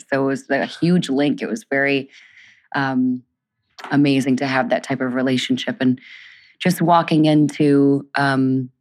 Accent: Detroit, Michigan, United States; now in Brooklyn, United States; we moved to Detroit soon after I was born

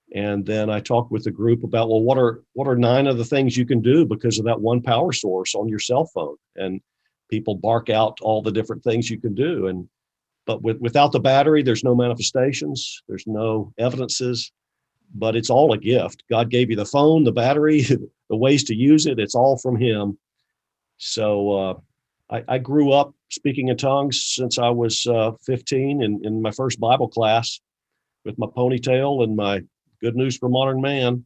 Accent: Valdese, North Carolina, United States; I grew up in North Carolina

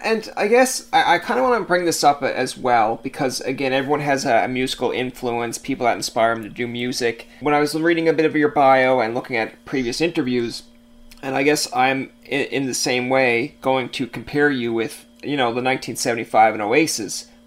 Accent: Canada; we're Canadian

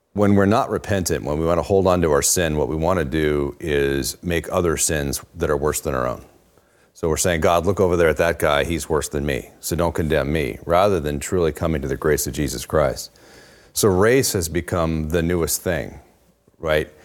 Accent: Oregon, United States; moved away; I grew up in Oregon.

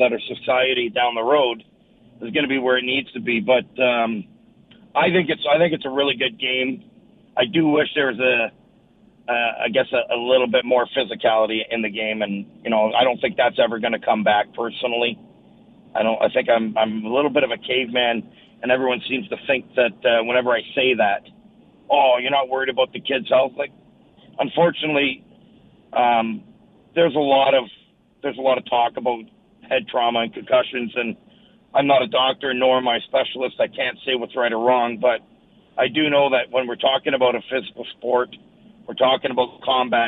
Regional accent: Sault Ste. Marie, Ontario, Canada; growing up in Sault Ste. Marie playing hockey

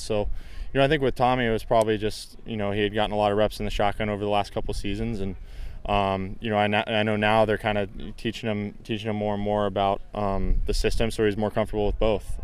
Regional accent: Bay Area, Northern California, United States; I'm from the Bay Area, you know, which is, which is Northern California

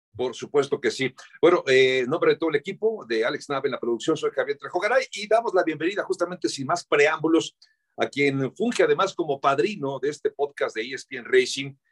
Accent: Mexico; mexicano representando justamente este deporte para nuestro país

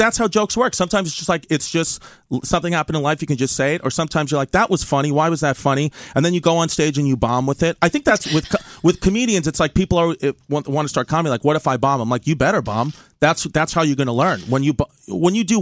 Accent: New York City, New York, United States; I'm from Bay Ridge, Brooklyn

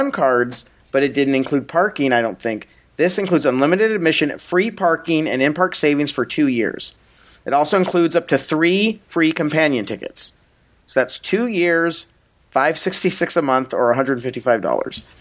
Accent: San Diego, California, United States; growing up in San Diego

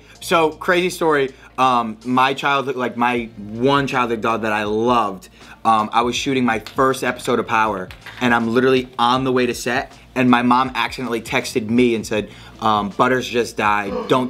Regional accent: Providence, Rhode Island, United States; I grew up in Rhode Island. Providence, Rhode Island.

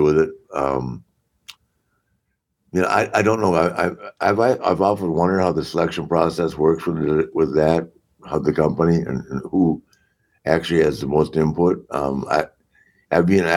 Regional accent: Charlotte, North Carolina, United States; my hometown of Charlotte

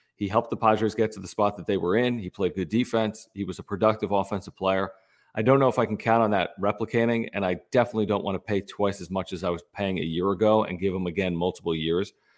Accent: Philadelphia, Pennsylvania, United States; also born or lived in San Diego; I was born and raised in Philadelphia

